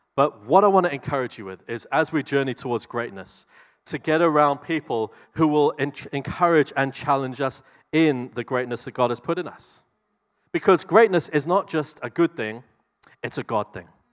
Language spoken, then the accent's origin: English; New Zealand